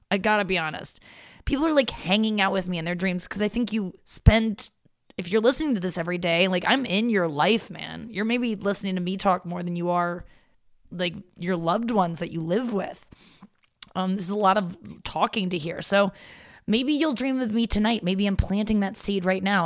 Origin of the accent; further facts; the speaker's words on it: St. Louis, Missouri, United States; also born or lived in Cincinnati, Ohio; and then we moved from Cincinnati to St. Louis, and so um, when I was six